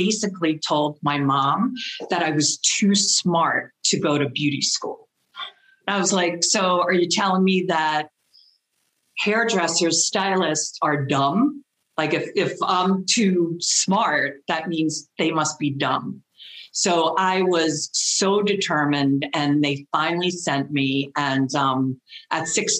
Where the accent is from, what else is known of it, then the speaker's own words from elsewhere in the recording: Westchester County, New York, United States; I am from Westchester County, New York, which is the first little suburb area right outside of New York City, just north of New York City.